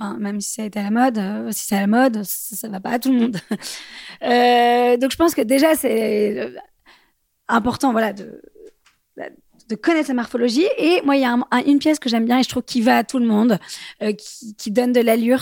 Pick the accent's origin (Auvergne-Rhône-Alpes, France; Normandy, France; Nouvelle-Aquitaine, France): Nouvelle-Aquitaine, France; Bordeaux; now in Paris, France; je viens de Bordeaux, euh, j'habite à Paris